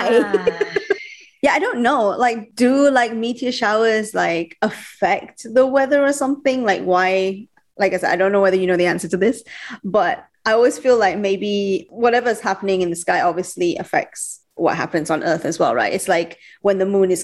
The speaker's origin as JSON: {"language": "English", "region": "Sabah", "country": "Malaysia", "said": "I'm actually from Sabah"}